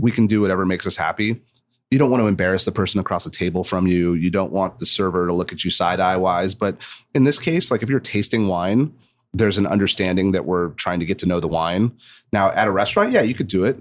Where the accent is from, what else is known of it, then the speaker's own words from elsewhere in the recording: Santa Barbara, California, United States; I grew up in Santa Barbara